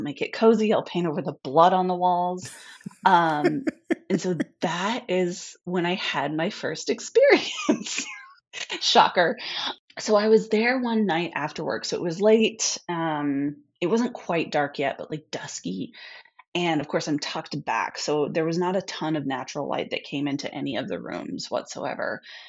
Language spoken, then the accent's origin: English; Midwest, United States; And I came from the Midwest.